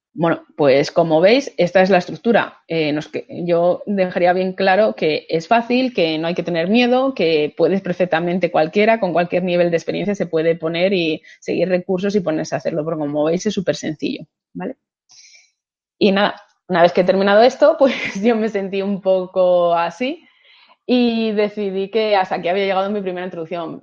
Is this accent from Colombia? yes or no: no; Asturias, Spain